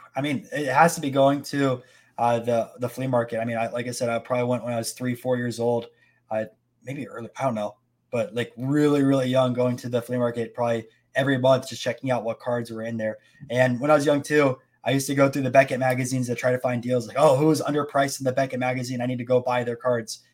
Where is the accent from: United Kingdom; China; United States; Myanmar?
United States; Tampa, Florida; I'm from Tampa